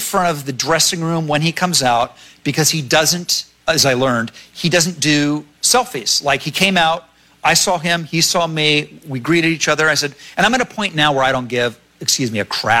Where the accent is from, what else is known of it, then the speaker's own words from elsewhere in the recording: Ohio, United States; That was like I grew up in Ohio and like all my friends worked at like NC National Cash Register and AC all the factories